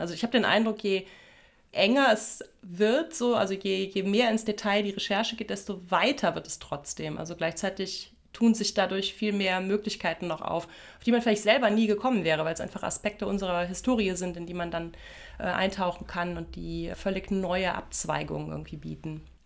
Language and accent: German; Germany; moved away; dass ich so ein Kind der Voreifel bin, also so inmitten von verwunschenen Wäldern und alten Steinbrüchen groß geworden bin.